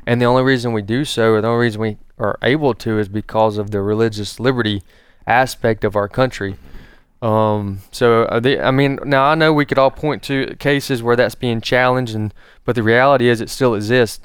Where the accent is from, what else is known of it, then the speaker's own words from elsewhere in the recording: United States; even being an American